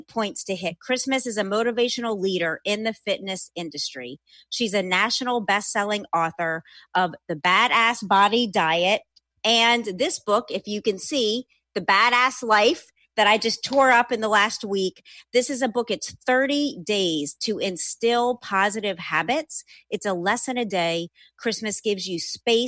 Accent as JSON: {"language": "English", "town": "New Orleans", "region": "Louisiana", "country": "United States", "tie": "born or raised there", "also_born_or_lived": "Los Angeles", "said": "I live and work in both places, born and raised in New Orleans"}